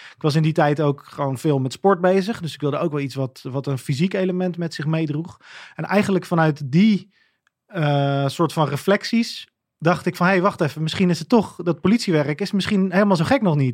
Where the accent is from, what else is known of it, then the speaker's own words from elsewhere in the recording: Gouda, South Holland, Netherlands; Ik kom denk ik uit een vrij eh, doorsnee gezin uit Gouda